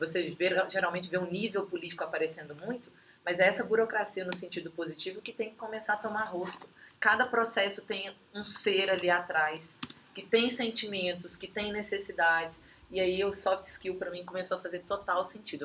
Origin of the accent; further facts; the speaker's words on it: Minas Gerais, Brazil; accent: Minas Gerais (mineiro); also born or lived in Brasília; Já lá no estado de Minas, para onde eu voltei, acho que o sotaque deve denunciar